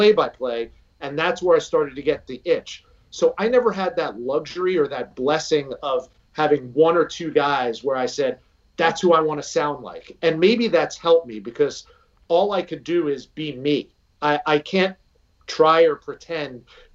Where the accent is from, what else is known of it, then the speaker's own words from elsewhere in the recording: River Vale, New Jersey, United States; growing up in Rivervale, growing up in New Jersey